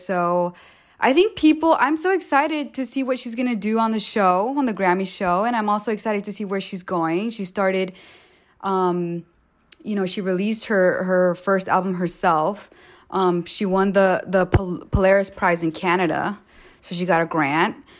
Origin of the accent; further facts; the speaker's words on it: Los Angeles, California, United States; I grew up like few blocks away from Slauson, so to be able to tell her like, "Yo, I'm from Slauson too,"